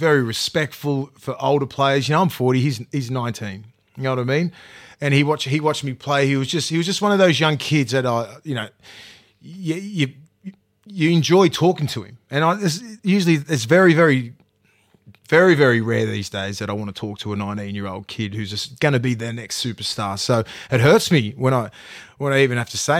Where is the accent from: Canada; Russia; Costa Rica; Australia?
Australia; Newcastle, New South Wales; also born or lived in New Zealand; I'm not from Sydney. I'm from Newcastle. I was born in New Zealand.